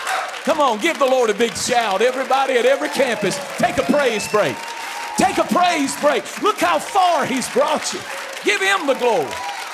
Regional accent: North Carolina, United States; I'm as country as cornbread. I'm from Eastern North Carolina. I lived in a cornfield.

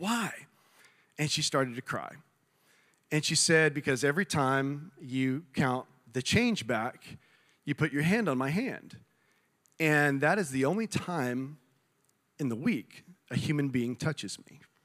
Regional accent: South Texas, United States; moved away; I grew up in South Texas

